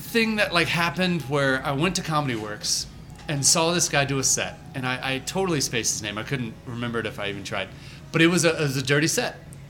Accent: Birmingham, Alabama, United States; also born or lived in Atlanta, Georgia; now in Denver, United States; I was originally born in Birmingham, Alabama.

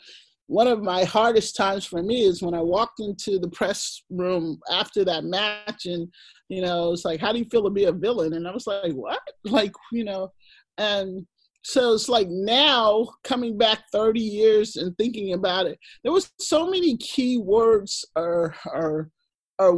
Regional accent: the South, Texas, United States; I grew up in the South.

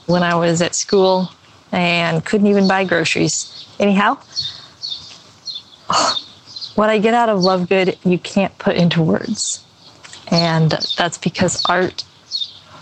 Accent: Boston, Massachusetts, United States; I'm from Boston

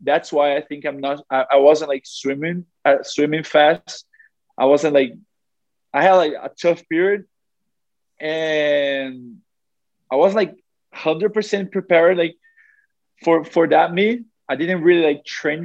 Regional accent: Brazil; also born or lived in South Carolina, United States; being like next to my family and in my home country

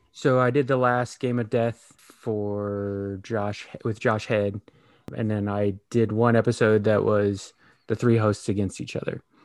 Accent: Texas, United States; moved away; also born or lived in Kansas City; Midwestern guy, a little further south than you guys, a Kansas City kid, but born and raised in Texas

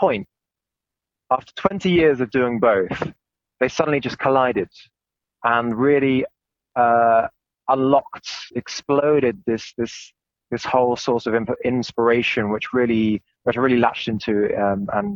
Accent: England, United Kingdom; now in Germany; I come from England

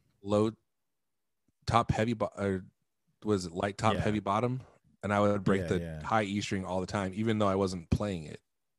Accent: United States; when I was a kid growing up in America.

